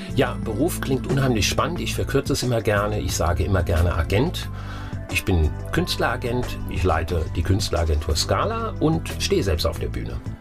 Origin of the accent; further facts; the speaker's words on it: Wiesbaden, Hesse, Germany; moved away as an adult; also born or lived in Oppenheim; Ich bin in Wiesbaden groß geworden